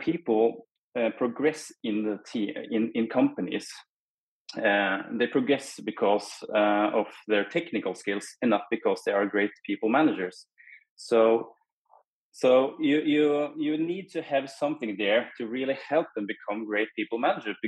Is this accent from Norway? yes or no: yes; Norway; I'm from Norway.